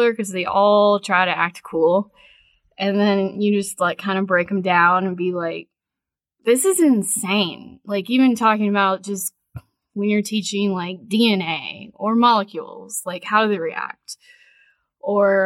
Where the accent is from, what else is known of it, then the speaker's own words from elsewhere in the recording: Gastonia, North Carolina, United States; I grew up in Gastonia and very proud